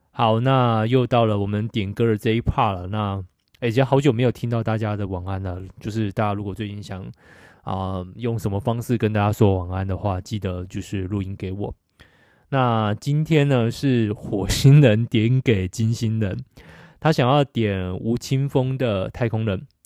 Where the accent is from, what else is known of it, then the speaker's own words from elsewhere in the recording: Taiwan; 到澳洲打工，韩国同事知道我是台湾人后说